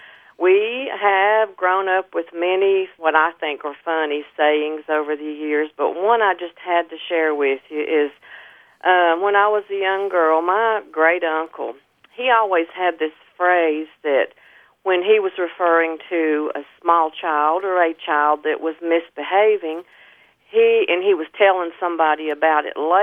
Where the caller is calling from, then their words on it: Elk Park, North Carolina, United States; I'm calling from Elk Park, North Carolina, way up in the mountains.